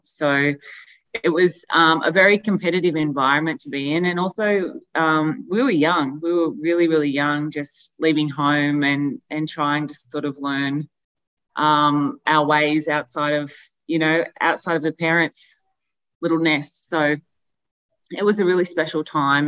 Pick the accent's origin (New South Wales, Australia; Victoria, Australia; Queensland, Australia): New South Wales, Australia; Albury; we're from Albury